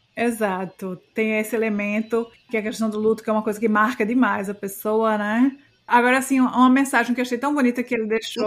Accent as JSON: {"language": "Portuguese", "country": "Brazil", "tie": "born or raised there", "moved": "yes", "said": "a minha terra, a terra onde eu cresci"}